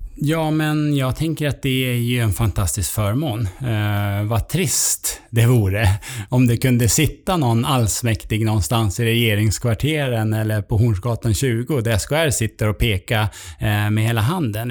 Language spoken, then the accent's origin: Swedish; Sweden; vi svenskar